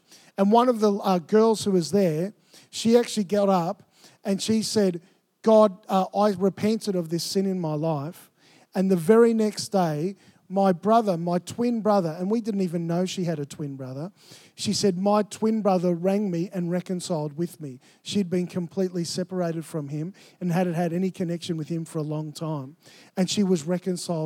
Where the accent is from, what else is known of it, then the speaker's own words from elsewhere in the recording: Melbourne, Victoria, Australia; moved away as an adult; I grew up in Melbourne